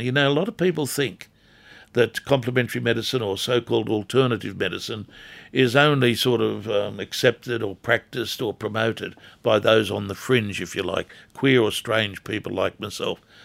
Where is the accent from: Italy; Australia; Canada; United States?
Australia; Newcastle area, New South Wales; When I was growing up as a kid in this town